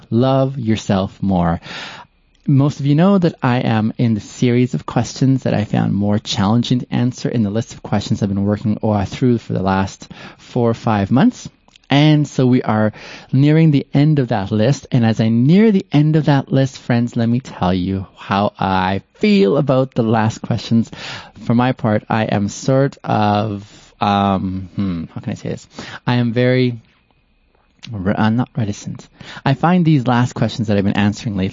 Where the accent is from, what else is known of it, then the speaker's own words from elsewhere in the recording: Canada; moved away as an adult; also born or lived in Ethiopia / Kenya; now in Calgary, Canada; I moved to Canada on the West Coast, and that's where I grew up.